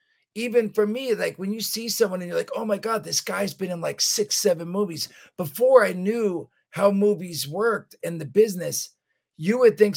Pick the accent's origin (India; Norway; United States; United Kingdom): United States; New Jersey; I'd come back to Jersey and to my hometown